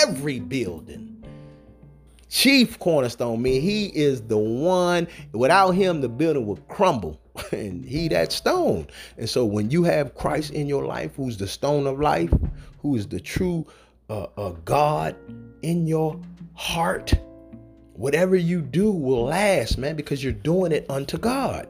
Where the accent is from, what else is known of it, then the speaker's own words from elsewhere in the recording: the South, United States; I'm from the South. So my grandmother used to have strawberry and apple and peach preserves